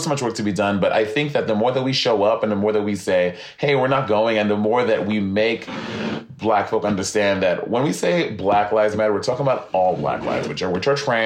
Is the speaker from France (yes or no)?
no; St. Lucia; moved away; growing up, I grew up in St. Lucia